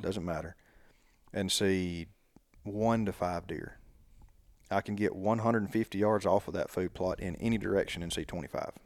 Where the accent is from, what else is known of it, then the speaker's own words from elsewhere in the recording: Sipsey Swamp, near Tuscaloosa, Alabama, United States; I grew up hunting in the Sipsy Swamp between here and Tuscaloosa